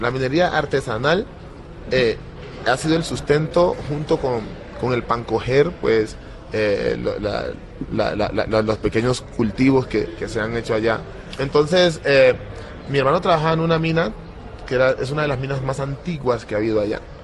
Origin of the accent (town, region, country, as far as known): Timbiquí, Cauca, Colombia; born or raised there; moved away